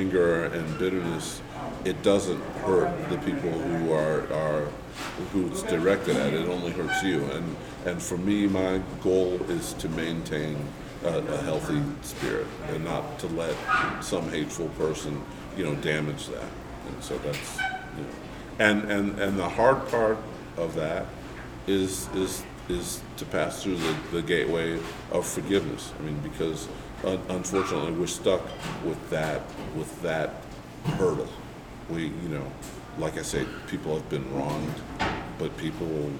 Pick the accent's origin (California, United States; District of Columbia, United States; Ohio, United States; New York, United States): District of Columbia, United States; Washington; also born or lived in Titusville, Alabama; I was born in Washington, D.C.